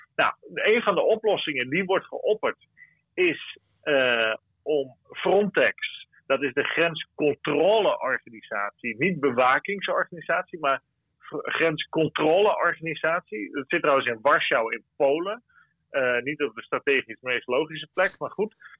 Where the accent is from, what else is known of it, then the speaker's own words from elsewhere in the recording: Friesland, Netherlands; now in Brussels, Belgium; ik als Fries